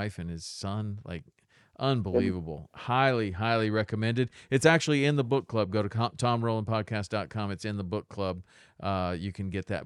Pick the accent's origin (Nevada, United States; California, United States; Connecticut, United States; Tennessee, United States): Tennessee, United States; moved away as an adult; also born or lived in Jackson, Wyoming; we're both from Tennessee, and then we both ended up in Jackson, Wyoming